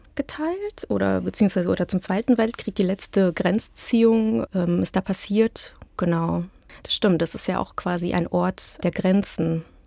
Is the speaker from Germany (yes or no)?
yes; Hilden and Düsseldorf, North Rhine-Westphalia, Germany; German is a second language; also born or lived in Petrozavodsk, Karelia, Russia; now in Berlin, Germany; Bei mir zu Hause in Berlin, in Hilden und Düsseldorf, wo meine Eltern wohnen und wo ich aufgewachsen bin